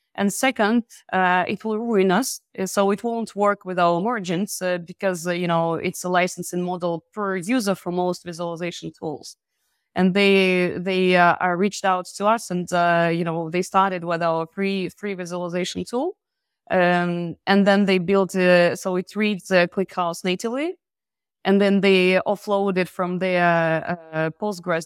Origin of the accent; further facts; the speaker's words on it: Belarus; moved away as an adult; now in France; by origin, I'm from Belarus. I'm living in France for more than ten years